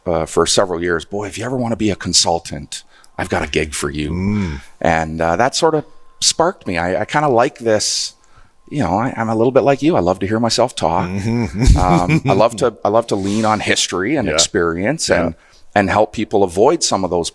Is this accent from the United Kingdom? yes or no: no; Waterloo, Ontario, Canada; moved away as an adult; now in Alberta, Canada; I was born and raised in southwestern Ontario, a little town called Waterloo.